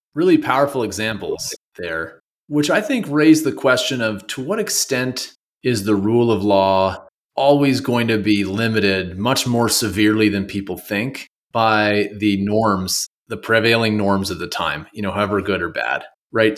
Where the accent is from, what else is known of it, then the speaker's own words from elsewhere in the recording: Canada; now in United States; I'm from Canada